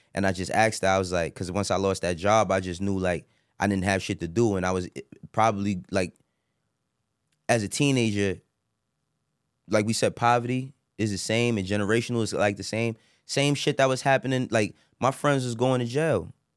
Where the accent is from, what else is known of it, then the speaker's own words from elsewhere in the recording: New York City, New York, United States; I'm from Harlem